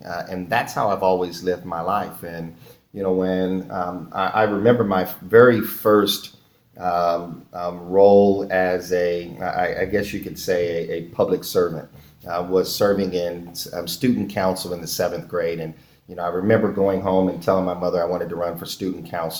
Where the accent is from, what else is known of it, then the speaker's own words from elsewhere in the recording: Kansas City, Missouri, United States; now in Iowa, United States; I wasn't born in Iowa. I was born in Kansas City, Missouri.